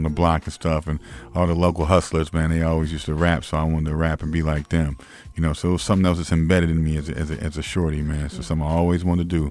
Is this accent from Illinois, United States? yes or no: yes; Springfield, Illinois, United States; Springfield was like, you know, I grew up in the hood.